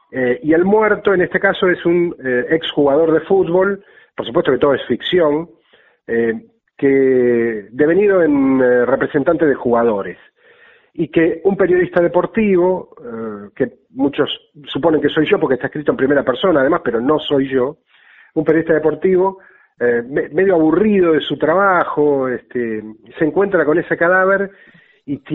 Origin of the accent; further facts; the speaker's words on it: Buenos Aires, Argentina; Soy de Caballito